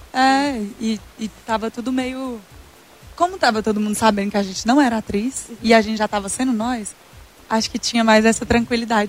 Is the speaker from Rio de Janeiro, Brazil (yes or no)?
no; interior of Tocantins, Brazil; moved away; a gente é do interior do Tocantins